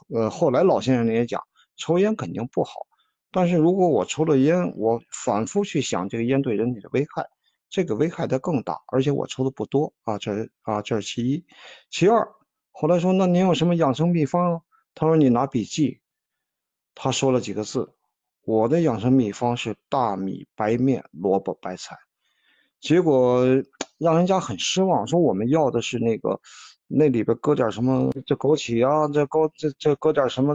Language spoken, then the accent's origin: Chinese; China; 我们中国人是讲的是运气